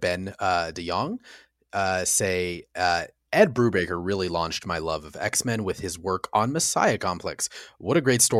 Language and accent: English; Mexico; Since I grew up in Mexico, it was all in Spanish, of course.